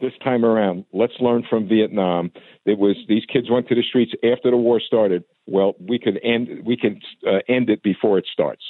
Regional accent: United States; as American citizens

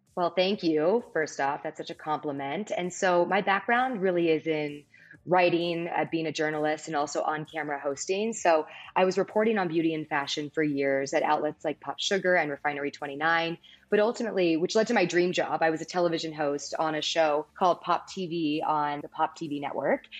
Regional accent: Palos Verdes, California, United States; I grew up in Palos Verdes, a beautiful coastal town in Southern California

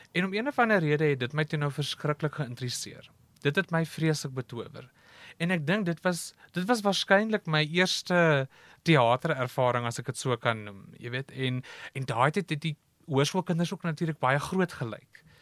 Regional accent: Cradock, Eastern Cape, South Africa; Ek is van die Oos-Kaap. Ek is gebore op Kraddock. Groot geword op 'n plaas buite die dorp

